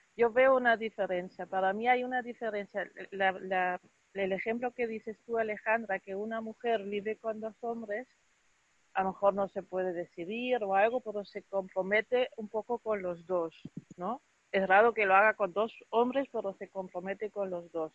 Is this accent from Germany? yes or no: yes; Germany; yo soy de Alemania